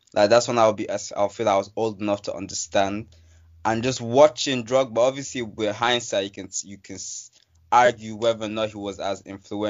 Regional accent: Nigeria; even had me supporting the Ivory Coast for a while, even though I'm Nigerian.

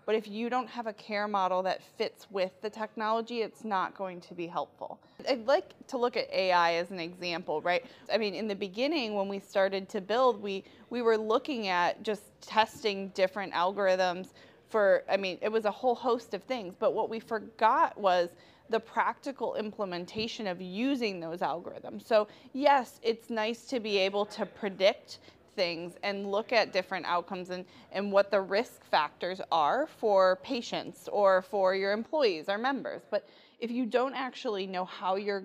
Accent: Detroit, Michigan, United States; I'm from Detroit.

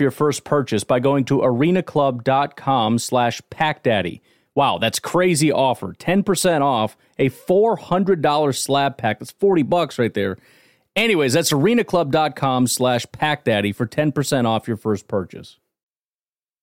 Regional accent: Chicago, Illinois, United States; I grew up in the Chicago area

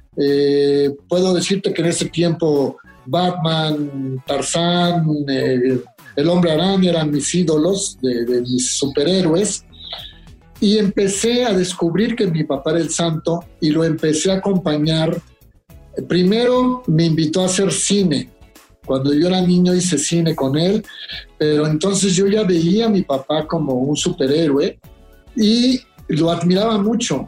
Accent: Mexico; como mexicanos

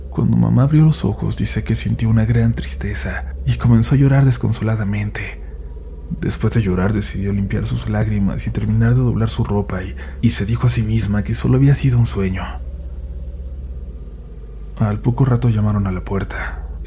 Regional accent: Coatzacoalcos, Veracruz, Mexico; soy de Coatzacoalcos, Veracruz.

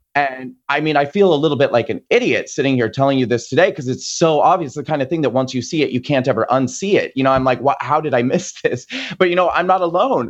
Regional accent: Nebraska, United States; moved away; I grew up in Nebraska

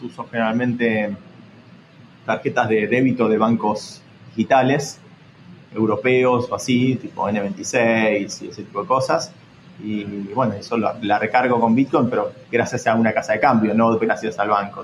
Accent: Argentina; viniendo sobre todo de un país como Argentina

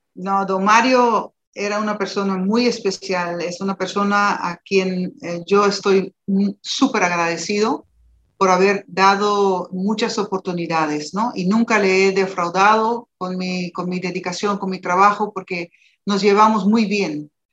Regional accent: Aruba

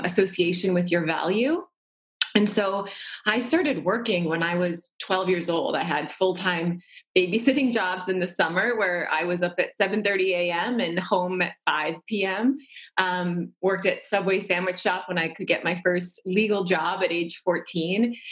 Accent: North Dakota, United States; I grew up in North Dakota

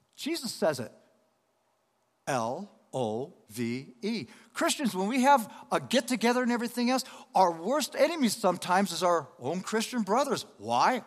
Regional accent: Denver, Colorado, United States; also born or lived in Los Angeles, California; I'm from Los Angeles, California, but I was raised in Denver, Colorado.

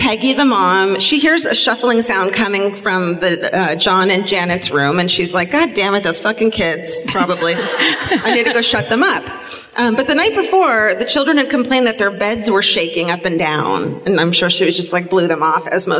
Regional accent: Los Angeles, California, United States; we're from Los Angeles

